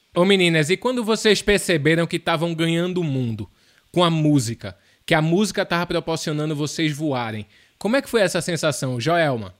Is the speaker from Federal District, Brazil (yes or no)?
no; Pernambuco, Brazil; eu sou pernambucano